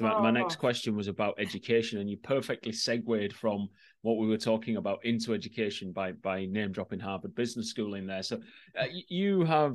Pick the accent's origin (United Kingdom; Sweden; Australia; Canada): United Kingdom; Yorkshire and the Humber; also born or lived in Ireland; as a Yorkshireman